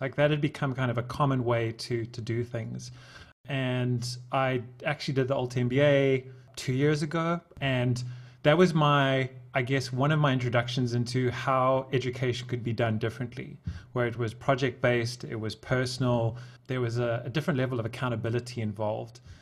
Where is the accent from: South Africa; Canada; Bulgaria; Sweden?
South Africa; I'm from South Africa